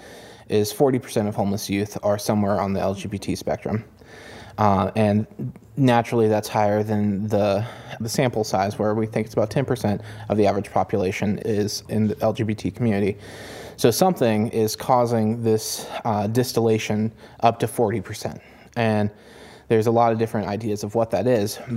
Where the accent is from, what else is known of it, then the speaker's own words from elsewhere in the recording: Elkins, West Virginia, United States; I grew up in Elkins, West Virginia, in a fairly lower middle class family